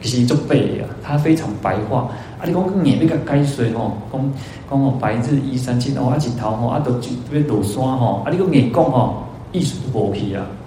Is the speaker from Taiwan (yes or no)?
yes; Taiwan; 因为我们台湾人有储蓄的习惯